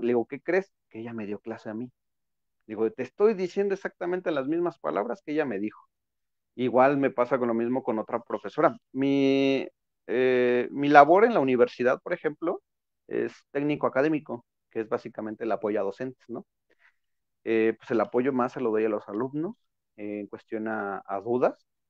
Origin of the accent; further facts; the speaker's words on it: Mexico; nosotros como mexicanos